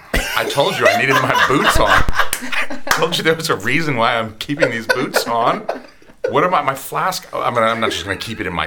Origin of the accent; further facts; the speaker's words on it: Georgia, United States; I'm from Georgia. I am from the fine state of Georgia